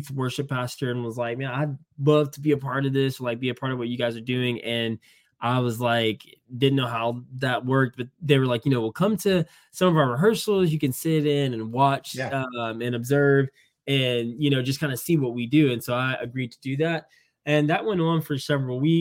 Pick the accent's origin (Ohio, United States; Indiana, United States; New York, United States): Indiana, United States; moved away; also born or lived in Georgia; I was originally from Indiana, and I moved to the South